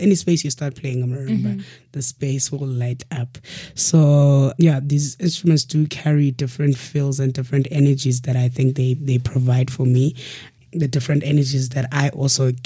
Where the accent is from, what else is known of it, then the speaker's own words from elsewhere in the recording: South Africa; also born or lived in Eastern Cape, South Africa / Cape Town, South Africa; I grew up partially in the rural areas of Eastern Cape and partially in the urban city of Cape Town, in the township of Gugulethu